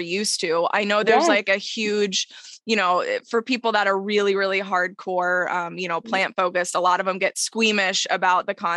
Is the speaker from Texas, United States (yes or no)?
yes; Texas, United States; moved away; I'm from Texas originally